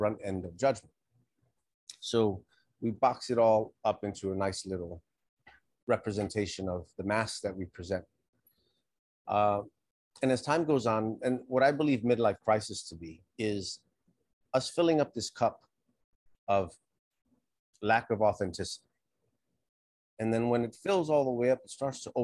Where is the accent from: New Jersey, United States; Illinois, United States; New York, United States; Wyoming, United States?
New York, United States; New York City; I grew up here in New York. I left. I joined the military. I traveled the country a little bit. And then I came back about 20 years ago. I was raised here.